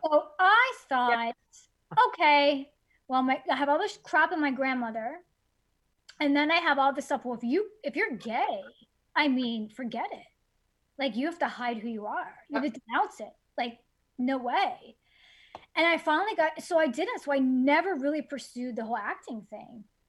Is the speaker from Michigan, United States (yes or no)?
no; Miami, Florida, United States; I grew up in in Miami.